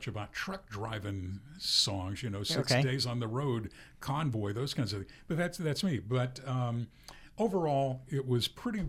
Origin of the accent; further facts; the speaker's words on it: the South, United States; And I was raised in the South.